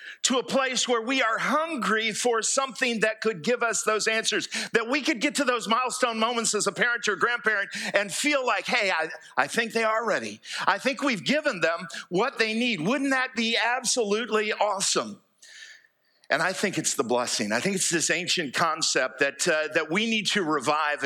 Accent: United States; moved away as an adult; now in Fairhope, Alabama, United States; I grew up here in East Jackson County

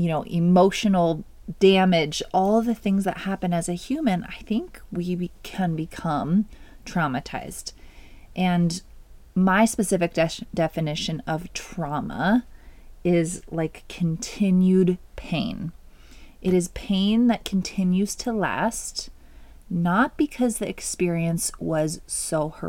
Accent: Oregon, United States; also born or lived in California / Washington; I was born in California. We moved to Washington, where my brother was born, and then Oregon is where I grew up

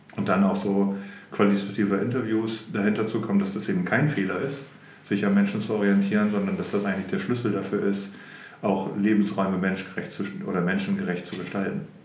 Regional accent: Oldenburg, Lower Saxony, Germany; ich bin in Oldenburg geboren und aufgewachsen und bin mit Anfang 20 aus Oldenburg etwas weiter nördlich in eine Kleinstadt gezogen

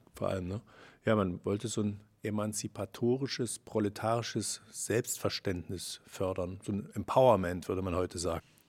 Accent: Chemnitz, Saxony, Germany; bin ja in Karl-Marx-Stadt oder Chemnitz aufgewachsen

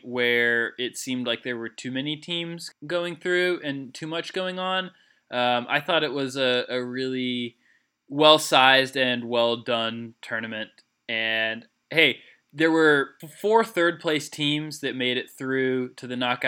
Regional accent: Atlanta, Georgia, United States; my hometown team that has yet to take the field, they will next spring, Atlanta United

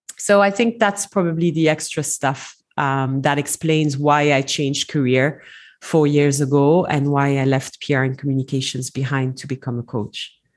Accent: Belgium; moved away as an adult; now in Dubai, United Arab Emirates; I'm originally from Belgium, uh, so I speak French and English fluently

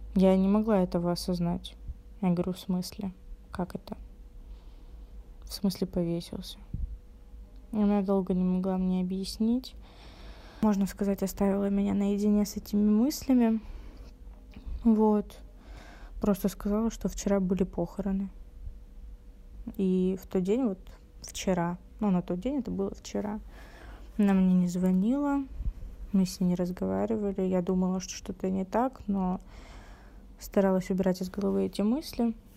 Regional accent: Rostov-on-Don, Rostov Oblast, Russia; мне 19 лет, я из Ростова-на-Дону

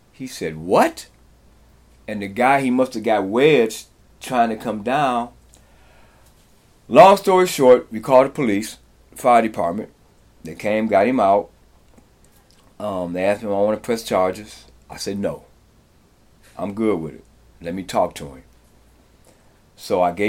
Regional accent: Detroit, Michigan, United States; moved away as an adult; also born or lived in New York / Los Angeles / Kingston, Jamaica; now in Appleton, United States; Moved here to get away from Detroit, which is a rough place to grow up in.

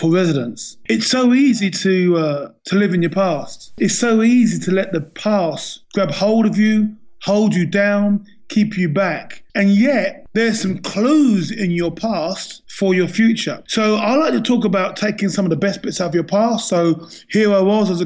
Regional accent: England, United Kingdom; I was born and bred in England

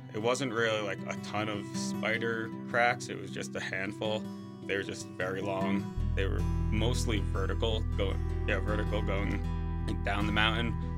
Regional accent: Suffolk, New York, United States; moved away as an adult; also born or lived in Breckenridge, Colorado / South Lake Tahoe; now in Jackson, United States; I'm originally from Suffolk, New York

